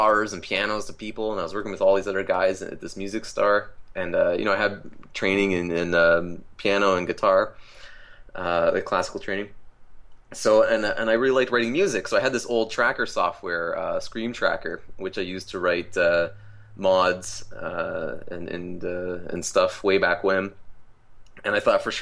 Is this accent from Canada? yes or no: yes; Canada; as a Canadian